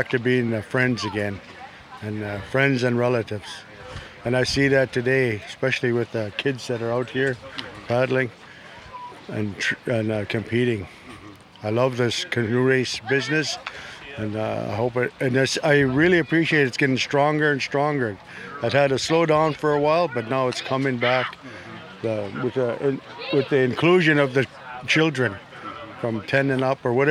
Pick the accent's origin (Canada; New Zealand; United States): Canada; Shell Beach, British Columbia; from Shell Beach, one of the villages of the Chimenis people.